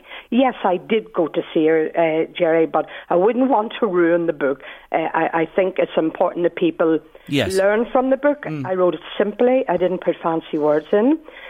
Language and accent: English; Belfast, Northern Ireland, United Kingdom; accent: Belfast; So I grew up in Nazareth House in Belfast, never knowing who I was.